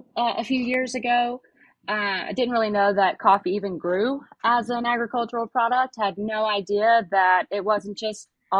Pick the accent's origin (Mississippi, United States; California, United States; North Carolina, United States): Mississippi, United States; Pickens; also born or lived in Jackson, Mississippi; I am born and raised here in Mississippi. I'm from Pickens, which it's very small, not a lot of people driving through, so nobody really know where it is.